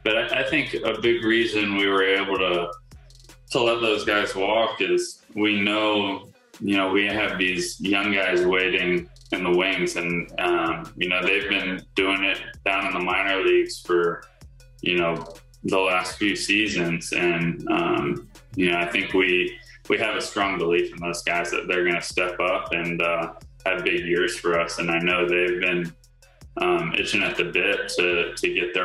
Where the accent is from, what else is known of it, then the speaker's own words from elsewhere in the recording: Virginia Beach, Virginia, United States; moved away as an adult; now in Los Angeles, United States; Virginia Beach, my hometown